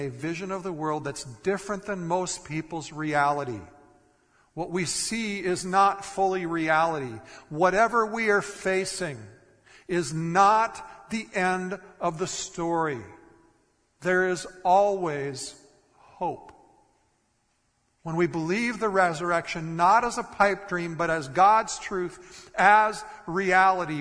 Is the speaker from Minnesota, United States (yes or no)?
yes; Minnesota, United States; moved away; I grew up in Minnesota